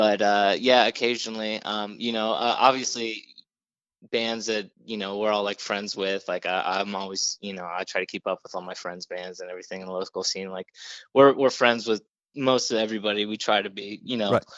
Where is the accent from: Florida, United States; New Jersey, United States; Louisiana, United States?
Florida, United States; Daytona Beach; now in Orlando, United States; where I grew up in Daytona